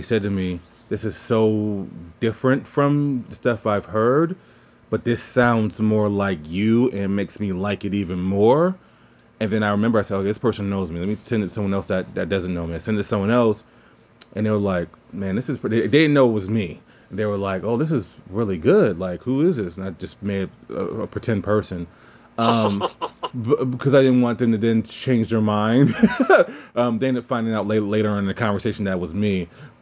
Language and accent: English; New Orleans, Louisiana, United States; moved away; I'm actually from New Orleans